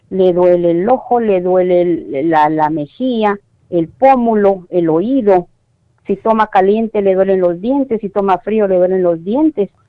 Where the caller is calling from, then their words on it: Las Vegas, Nevada, United States; Soy de Las Vegas, Nevada.